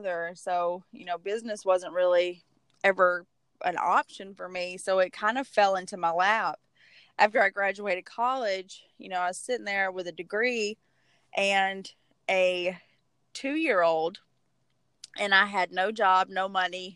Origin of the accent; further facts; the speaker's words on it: Alabama, United States; accent: Southern; I'm actually from Alabama